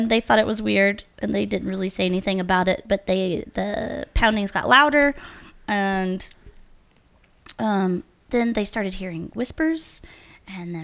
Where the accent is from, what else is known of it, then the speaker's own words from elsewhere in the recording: Georgia, United States; I grew up in Georgia